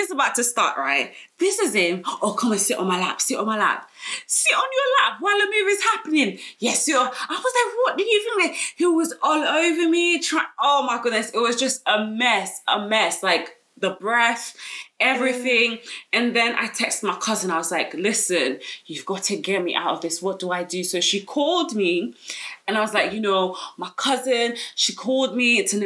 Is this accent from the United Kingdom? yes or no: yes; London, United Kingdom; I'm from South London, I grew up in South